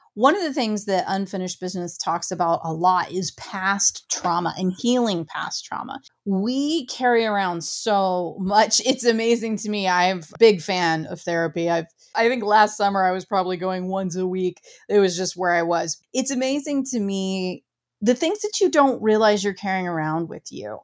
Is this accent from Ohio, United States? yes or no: yes; Ohio, United States; I grew up very small town, very rural. I'm from Ohio